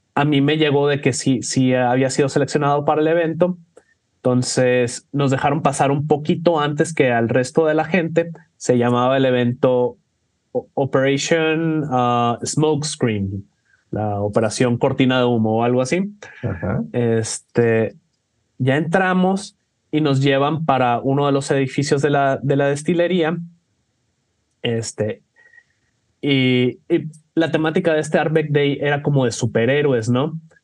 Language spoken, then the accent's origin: Spanish; Mexico; soy, de México